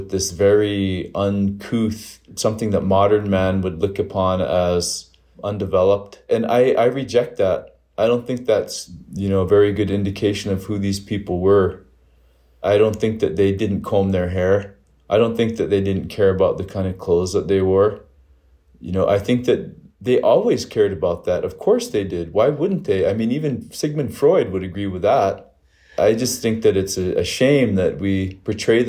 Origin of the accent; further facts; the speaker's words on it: Crow Agency, Montana, United States; now in Bozeman, United States; I live in Bozeman, Montana. And, you know, I hail from Crow Agency